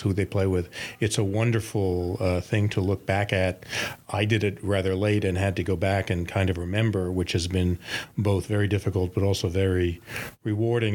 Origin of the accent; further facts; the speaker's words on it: New York, United States; as a New Yorker, a big city like Tokyo appeals to me